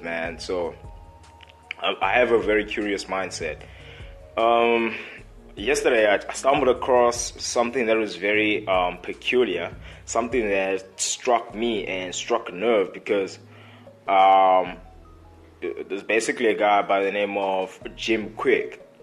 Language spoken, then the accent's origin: English; Port Elizabeth, Eastern Cape, South Africa; I'm a guy from Port Elizabeth. Port Elizabeth is just another small city that can be found in South Africa in the Eastern Cape